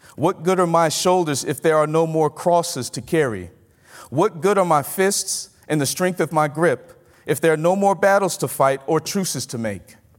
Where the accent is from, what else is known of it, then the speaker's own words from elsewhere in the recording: Mississippi, United States; moved away as an adult; I'm from Mississippi.